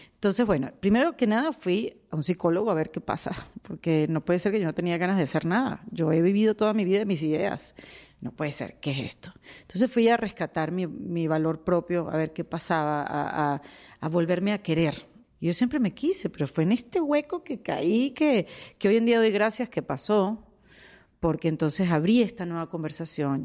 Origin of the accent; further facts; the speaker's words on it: Venezuela; moved away as an adult; now in United States; emigré, saben, el cuento de Venezuela